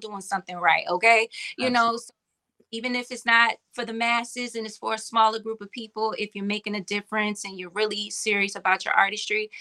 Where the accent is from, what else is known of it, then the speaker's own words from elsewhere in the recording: Virginia, United States; I'm from Virginia